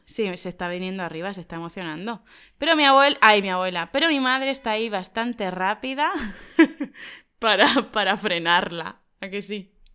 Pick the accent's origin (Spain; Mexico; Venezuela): Spain; en nuestro pueblo no lo consideramos pequeño